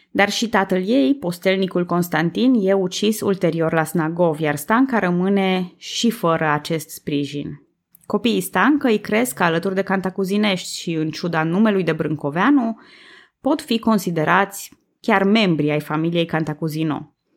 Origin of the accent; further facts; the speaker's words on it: Transylvania, Romania; eu sunt tot ardeleancă